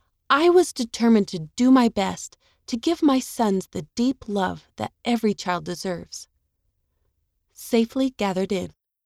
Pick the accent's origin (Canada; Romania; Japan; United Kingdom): Japan; In my home country of Japan, 98% of the population is Japanese.